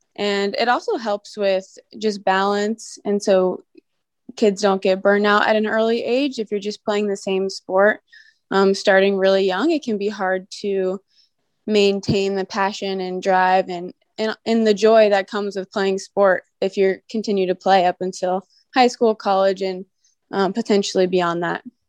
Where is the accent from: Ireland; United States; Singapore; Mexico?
United States; Virginia Beach, Virginia; moved away as an adult; I grew up in Virginia Beach, Virginia, and I lived there until I went to college.